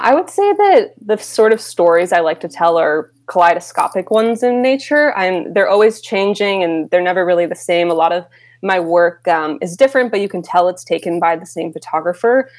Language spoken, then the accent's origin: English; Rochester, New York, United States; now in Brooklyn, New York, United States; I grew up in Rochester, New York, which is the birthplace of Kodak